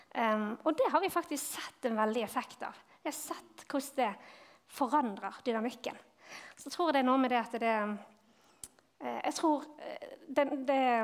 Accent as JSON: {"language": "Norwegian", "town": "Bergen", "region": "Vestland", "country": "Norway", "moved": "yes", "lives_now": "Vigrestad, Norway", "said": "Jeg kommer fra Bergen"}